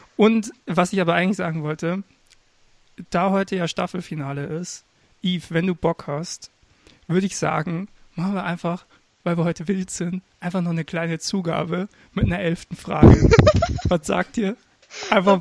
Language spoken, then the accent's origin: German; Regensburg, Bavaria, Germany; Ich komm aus Regensburg